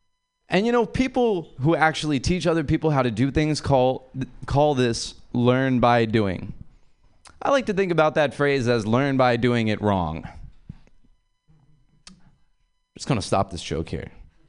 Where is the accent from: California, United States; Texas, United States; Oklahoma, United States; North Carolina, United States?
California, United States; San Francisco; I'm from San Francisco, which is a beautiful city, internationally known for its sex culture